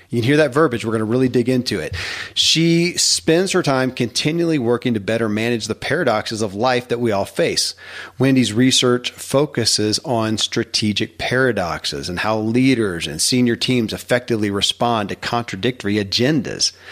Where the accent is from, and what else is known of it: Kentucky, United States; born or raised there